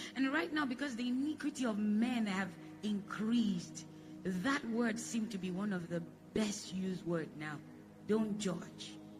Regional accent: Jos, Plateau, Nigeria; moved away as an adult; I'm born in Jos. I was born in Jos. So I have Hausa blood.

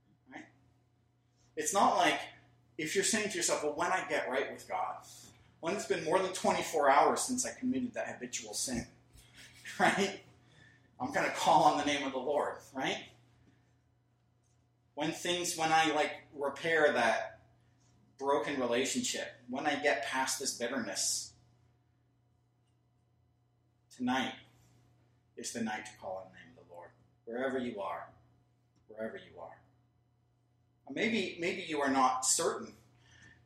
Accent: United States; I'm an American. I'm Scottish too, half

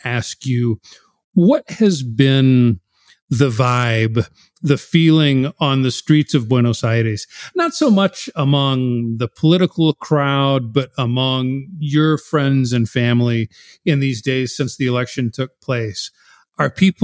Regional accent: United States; as an American

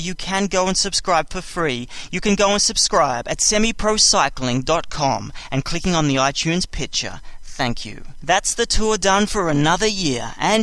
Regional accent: Australia; I'm Australian

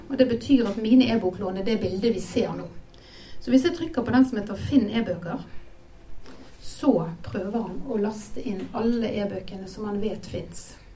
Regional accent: Bergen, Vestland, Norway; now in Hobøl, Norway; jeg er bergenser god som noen

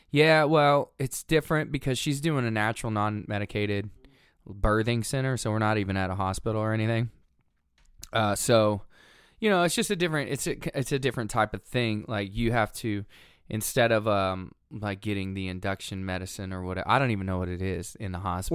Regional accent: Watauga, Texas, United States; also born or lived in Lafayette, Louisiana / Tulsa, Oklahoma / Owasso, Oklahoma; I grew up in Watauga, Texas

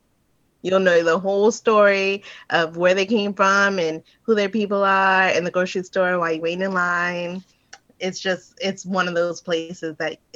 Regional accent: New Orleans, Louisiana, United States; moved away as an adult; Yeah, I grew up in New Orleans. Yep. Yep. I didn't leave until I was like 19. I actually went to a college out there, University of New Orleans.

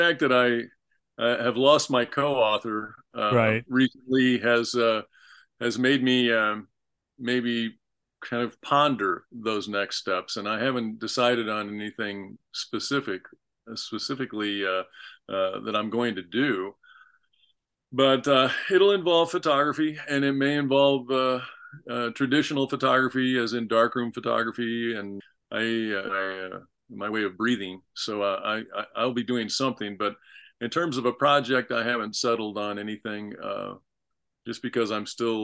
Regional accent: Peoria, Illinois, United States; Illinois, I was born in Peoria, grew up in Peoria

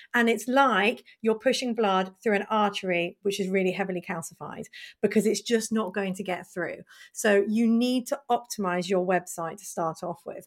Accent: United Kingdom; us being British

